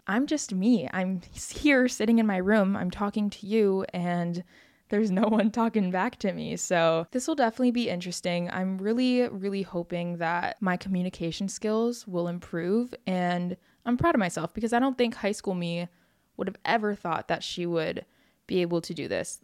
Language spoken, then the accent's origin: English; Oahu, Hawaii, United States; I grew up in Hawaii on the island of Oahu, and I've lived here my whole life